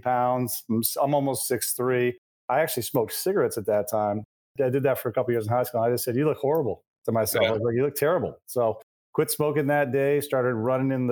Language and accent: English; Maine, United States; moved away as an adult; also born or lived in California; I'm from Maine. My wife's from Maine